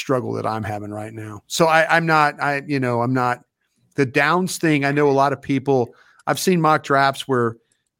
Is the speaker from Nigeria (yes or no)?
no; Texas, United States; Here I am from Texas